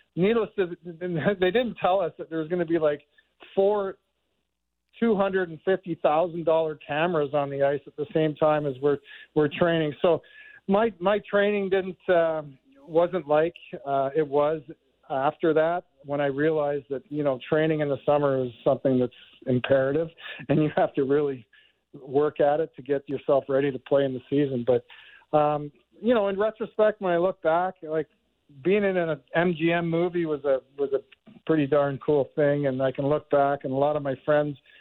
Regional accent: Markham, Ontario, Canada; being a Toronto guy, I grew up in Markham

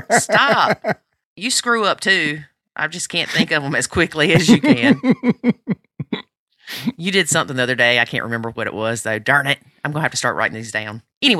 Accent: the South, United States; I'm from the South in the United States

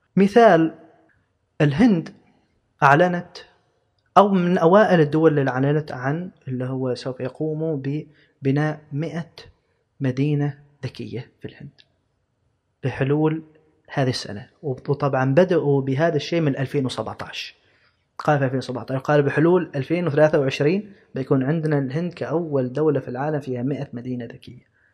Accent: Oman; نحن كدولة كشعب كعمانيين

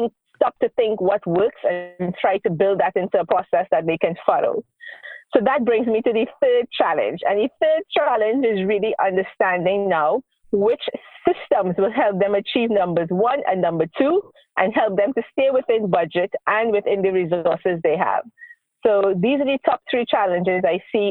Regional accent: Trinidad & Tobago; moved away as an adult; now in Israel; I moved to Israel 12 years ago, and I am originally from the Caribbean, Trinidad and Tobago

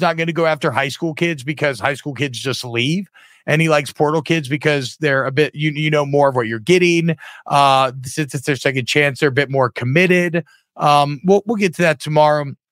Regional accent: Louisiana, United States; I'm from Louisiana

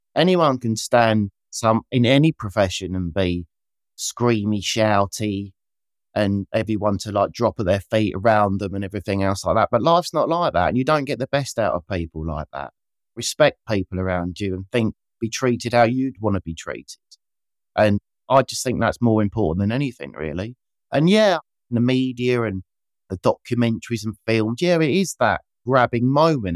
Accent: Kent, South East England, United Kingdom; I grew up in Kent using great Kent produce and Bramley apples

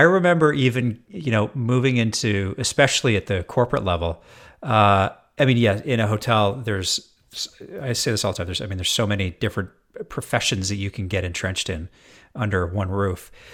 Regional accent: Edmonton, Alberta, Canada; also born or lived in Jasper, Alberta; now in Seattle, United States; I'm born and raised in Edmonton, Alberta. So not all that far from Seattle, where I'm based now.

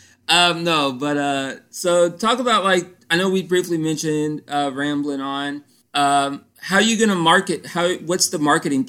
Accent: Central Florida, United States; I grew up in the Central Florida area, so I went to school at UCF

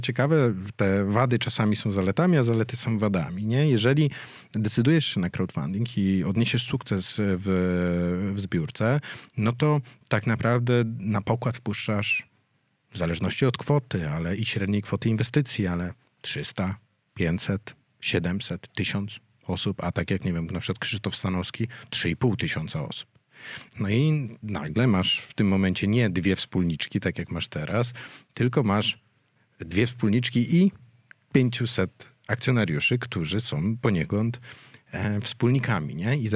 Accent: Warsaw, Masovian Voivodeship, Poland; jestem warszawianką z urodzenia.

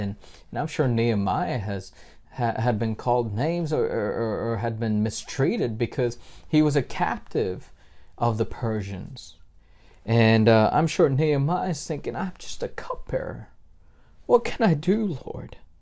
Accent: Australia; moved away; I was raised in Australia from the age of four up to adulthood, and I count it as my home.

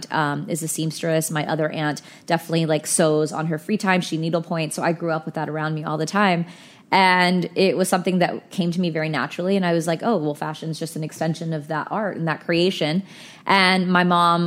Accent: Fort Worth, Texas, United States; moved away as an adult; also born or lived in Philadelphia; now in New York, United States; I'm from Fort Worth, Texas

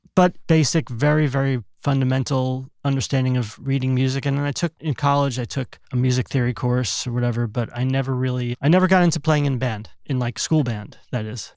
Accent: East Brunswick, New Jersey, United States; moved away as an adult; also born or lived in Brooklyn, New York; now in California, United States; Born in Brooklyn till I was th-, thirty-five, I lived in New Jersey, central New Jersey, a town called East Brunswick

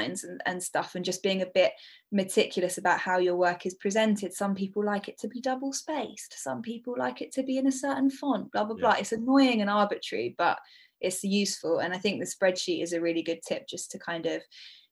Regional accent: Brighton, South East England, United Kingdom; Brighton, which is my hometown

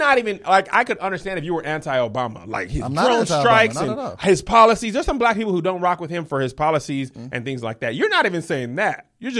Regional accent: El Paso, Texas, United States; also born or lived in North Carolina / Washington; I grew up in El Paso, Texas. There's no HBCUs there.

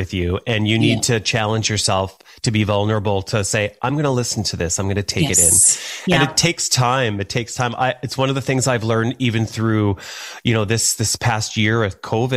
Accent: Thunder Bay, Ontario, Canada; moved away; also born or lived in Calgary; When I was very young, I grew up in Thunder Bay, Northwestern Ontario

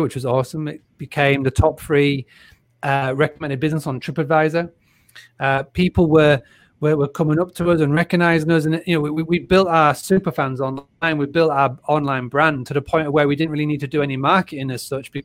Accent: Scarborough, Yorkshire and the Humber, United Kingdom; also born or lived in North York Moors; I grew up in Scarborough in North Yorkshire

